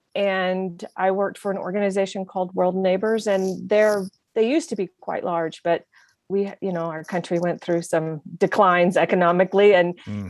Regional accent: Oklahoma City, Oklahoma, United States; also born or lived in Lubbock, Texas; now in Santa Fe, United States; I was born in Lubbock, but I was raised most of the time in Oklahoma City.

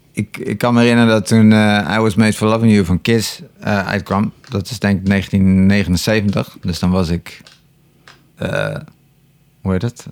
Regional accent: Enkhuizen, North Holland, Netherlands; also born or lived in Terschelling; ik woonde toen eh, in Enkhuizen. Eh, ik ben geboren op de Schelling overigens. Het eiland Schelling. Ja. daarna heb ik tien jaar in Enkhuizen gewoond. En ik was negen of tien

